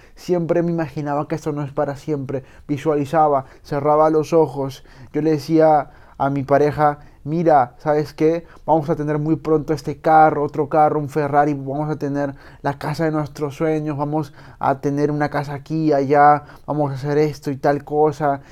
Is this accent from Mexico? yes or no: no; Peru